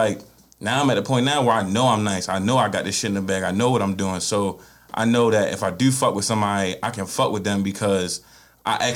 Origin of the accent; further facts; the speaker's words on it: Baltimore, Maryland, United States; I'm from Baltimore